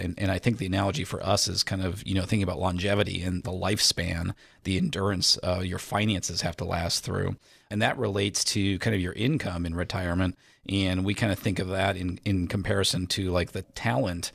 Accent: Indiana, United States; I was born and raised in Indiana

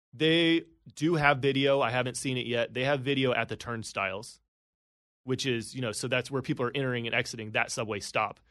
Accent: Indiana, United States; moved away as an adult; also born or lived in Atlanta; now in New York City, United States; I was in Atlanta, but I grew up in Indiana. I was in the Midwest my whole life.

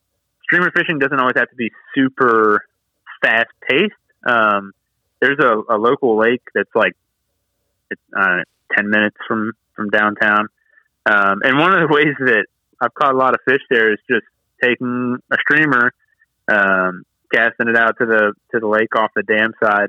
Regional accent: Waynesboro, Virginia, United States; I grew up in Waynesboro, and I had the South River in my backyard

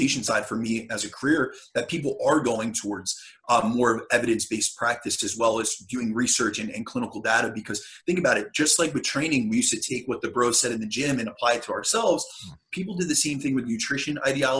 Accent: New Jersey, United States; I'm from New Jersey, so I'm over in the States

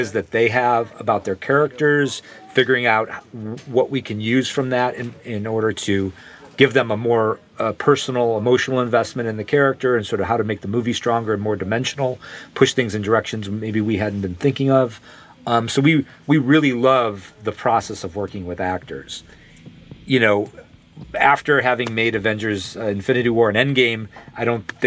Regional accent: Cleveland, Ohio, United States; We grew up near the Cleveland Cinematheque

